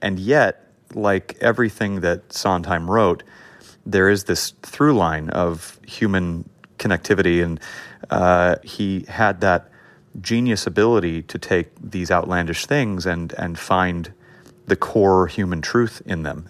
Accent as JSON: {"language": "English", "town": "Los Angeles", "region": "California", "country": "United States", "tie": "born or raised there", "said": "I grew up in an area of L A called Hancock Park"}